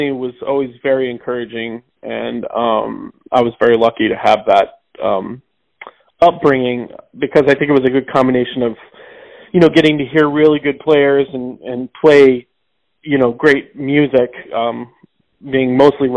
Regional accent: St. James, Missouri, United States; also born or lived in Rolla, Missouri; now in New York City, United States; I was born in Rolla, Missouri. I grew up out in the country around there, but I went to school, elementary school and high school in St. James, Missouri

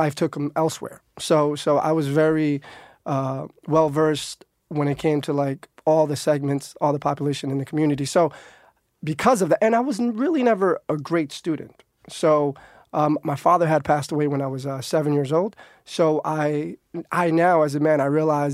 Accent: New York City, New York, United States; I grew up in Harlem, which is like 5 blocks from the Heights.

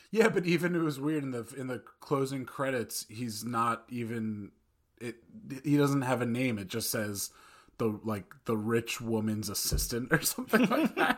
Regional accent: Old Tappan, New Jersey, United States; from Northern Valley Regional High School at Old Japan, class of oh five

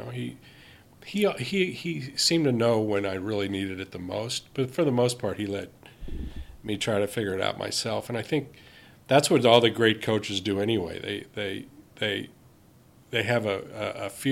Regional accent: Cincinnati, Ohio, United States; I grew up in Cincinnati

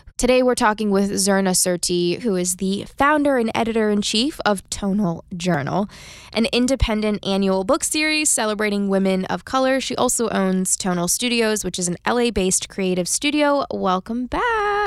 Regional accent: United States; we are just known around the world to work ourselves into the ground

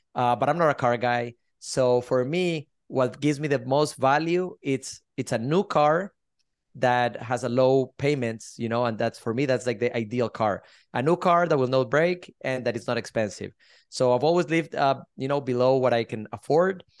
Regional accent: Colombia; also born or lived in Miami, Florida; now in Sarasota, United States; I'm originally from Colombia, South America. I moved to the States twenty-four years ago, lived in Miami for twenty years.

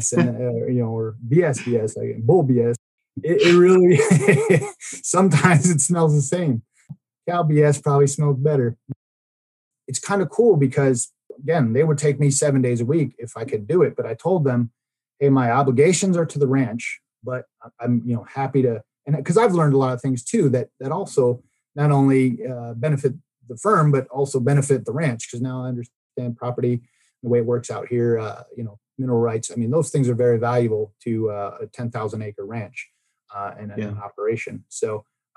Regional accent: Baltimore, Maryland, United States; now in Oklahoma, United States; we're going to go back to my hometown of Baltimore

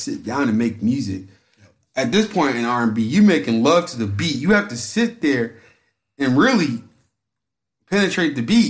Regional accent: the South, United States; I'm from the South.

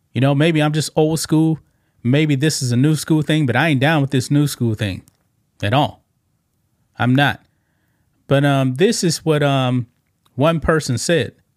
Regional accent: Texas, United States; We're both from Texas

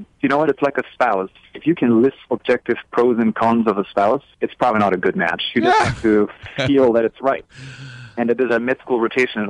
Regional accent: Munich, Bavaria, Germany; moved away as an adult; now in United States; I was born and raised in Munich and then came here after med school. So it was supposed to be just a little 3-month stint, and that was now about 18 years ago.

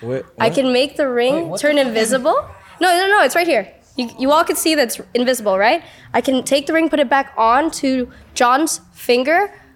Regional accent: New York, United States; moved away as an adult; now in Los Angeles, United States; I was born in New York, and I moved to LA when I was 18

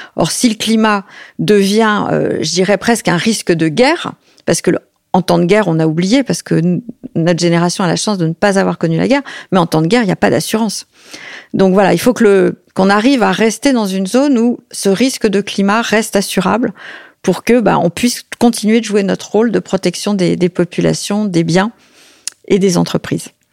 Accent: Paris, Île-de-France, France; J'ai grandi à l'Opéra de Paris

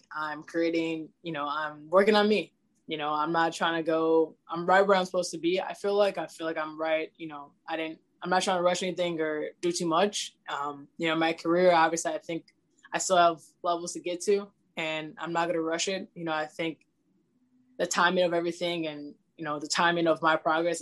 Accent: Lincolnwood, Illinois, United States; I'm from a small town, Lincolnwood, Illinois

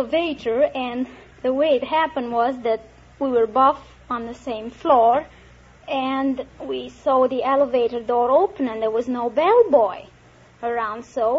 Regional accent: Alexandria, Alexandria Governorate, Egypt; born there; I was born in Alexandria, Egypt.

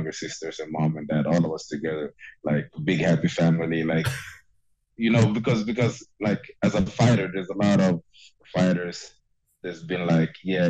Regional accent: Stockholm, Stockholm County, Sweden; I'm born and raised in Stockholm, Sweden, and that's my home

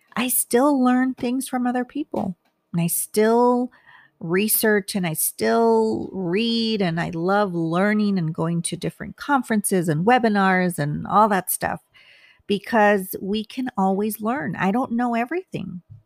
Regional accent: United States; I'm Hispanic. I'm Mexican American

